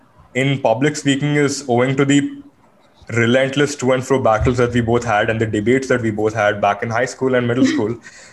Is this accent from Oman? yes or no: yes; Oman; we a very recurring theme of our podcast is us trying to embrace our culture of having born and brought up in Middle East, right? So the point is like, yep, we grew up and we're like, yes, we have Indians in Oman